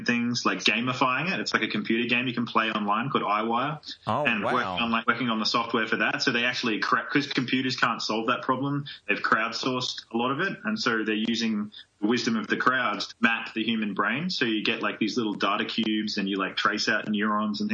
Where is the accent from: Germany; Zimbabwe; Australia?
Australia; now in United States; I'm a transplant, like I'm originally from Australia